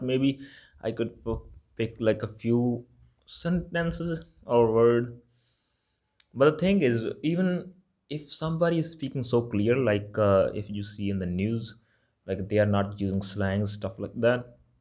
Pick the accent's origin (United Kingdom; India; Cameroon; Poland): India; Malwa, Punjab; accent: Malwa; English is a second language; my accent is Malba accent